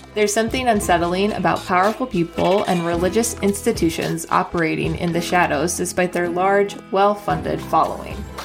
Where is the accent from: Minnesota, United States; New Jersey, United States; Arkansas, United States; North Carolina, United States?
Minnesota, United States; moved away as an adult; also born or lived in Wisconsin; now in Chicago, United States; I'm originally from Minnesota, which is very important to who I am as a human